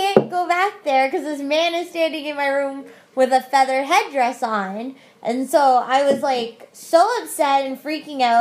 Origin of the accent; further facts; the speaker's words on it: Mississauga, Ontario, Canada; we grew up in Mississauga